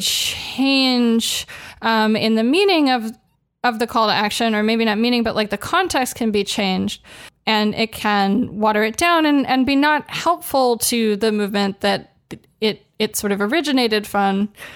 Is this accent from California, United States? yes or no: yes; Los Angeles, California, United States; I grew up in Los Angeles